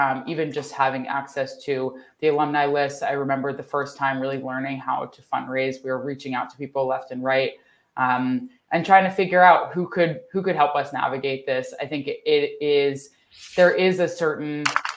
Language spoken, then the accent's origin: English; Philadelphia, Pennsylvania, United States; moved away as an adult; now in San Francisco Bay Area, United States; I am, born and raised in Philadelphia